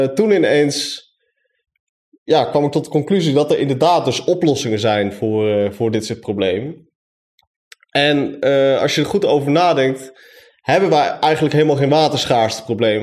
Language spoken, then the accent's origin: Dutch; Zeewolde, Flevoland, Netherlands; now in Enschede, Netherlands; Ik woon in, Enschede. En opgegroeid in Zeewolde, net als Stefan